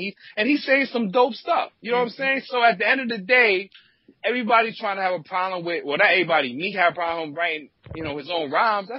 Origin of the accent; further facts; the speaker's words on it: New York City, New York, United States; I'm from Brooklyn.